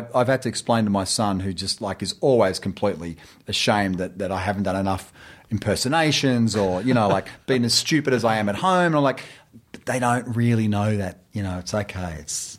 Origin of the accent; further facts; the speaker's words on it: Australia; moved away; they're calibrating the fact that I'm Australian.